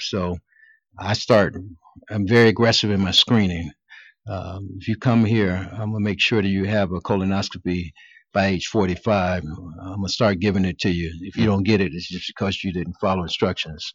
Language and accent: English; Cleveland, Ohio, United States; I was born and raised in Cleveland